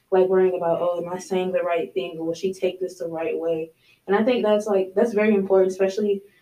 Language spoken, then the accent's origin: English; the South, United States; I'm from the South